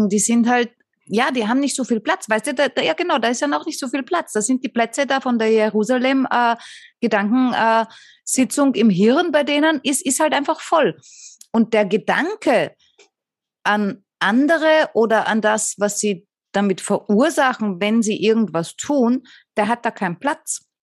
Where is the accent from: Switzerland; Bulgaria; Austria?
Austria